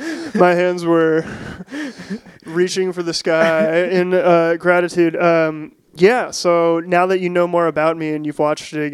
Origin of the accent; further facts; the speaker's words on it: Bellevue, Washington, United States; I grew up in Bellevue